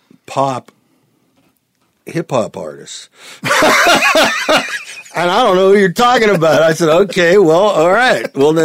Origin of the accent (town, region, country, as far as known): Youngstown, Ohio, United States; born or raised there; now in Nashville, United States